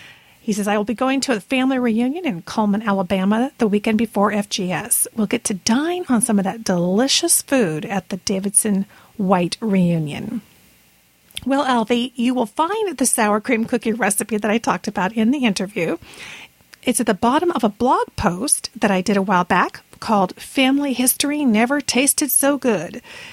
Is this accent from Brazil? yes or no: yes; Brazil; moved away; it wasn't called a Toastite when I was growing up in Brazil, except that it was square